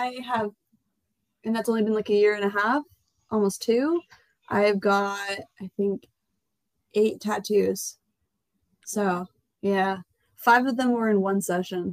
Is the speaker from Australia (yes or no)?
no; Canada; we're Canadian